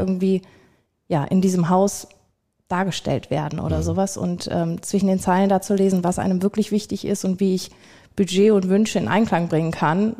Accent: Viersen, North Rhine-Westphalia, Germany; war bei mir in der Region, ich komme aus Viersen

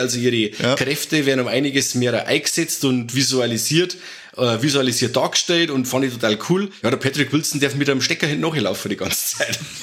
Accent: Germany; bei uns in Deutschland

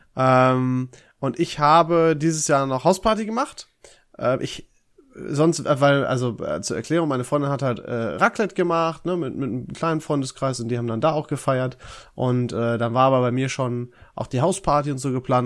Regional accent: Dorsten, North Rhine-Westphalia, Germany; ich war ja in, äh, in Dorsten, in meiner Heimat

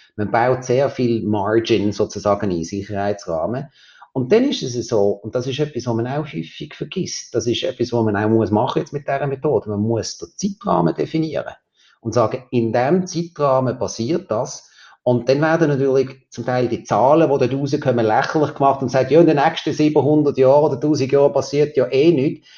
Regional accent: Switzerland; bei uns in der Schweiz

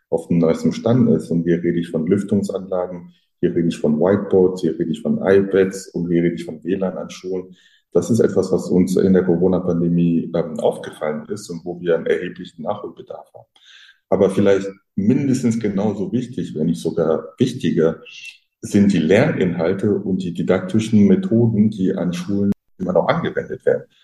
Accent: Frankfurt, Hesse, Germany; In Frankfurt, da wo ich herkomme

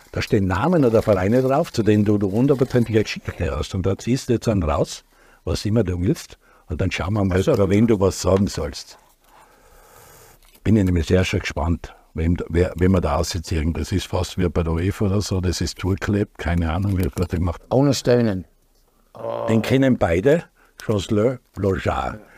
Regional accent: Tyrol, Austria; für mich als Tiroler

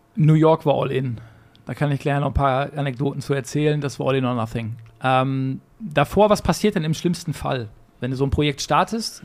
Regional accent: Gladbeck, North Rhine-Westphalia, Germany; also born or lived in Bottrop; Ich bin in Bottrop geboren. Ja. Perfekt und habe dann nach fünf Minuten rüber gemacht, weil damals in Gladbeck keine Kinderstation gab im Krankenhaus.

